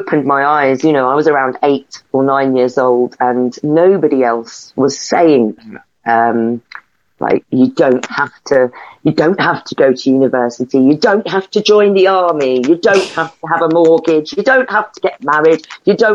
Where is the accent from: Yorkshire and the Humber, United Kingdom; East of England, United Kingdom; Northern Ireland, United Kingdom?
East of England, United Kingdom; Stevenage; my hometown in Stevenage